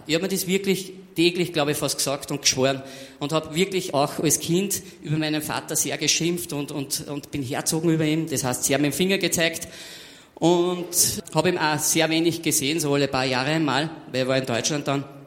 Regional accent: Austria; Also ich bin damals in der dritten Klasse, Hauptschule war das bei uns in Österreich

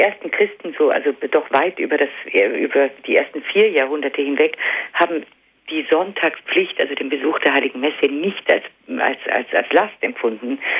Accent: Allgäu, Bavaria, Germany; ich komme ja auch aus dem Allgäu

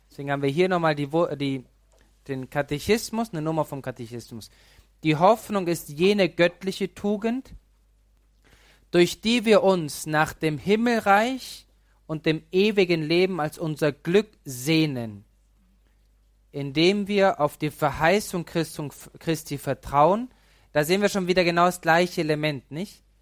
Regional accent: Pöcking, Bavaria, Germany; Ich bin aus Pöcking. In Pöcking gab es keine Erscheinung, gibt es auch kein Gnadenbild.

